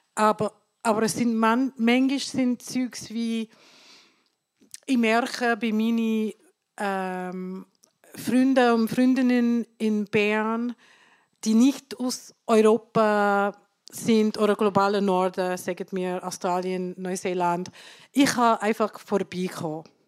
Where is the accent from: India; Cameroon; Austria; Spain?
India; now in Switzerland; Ich komme aus Indien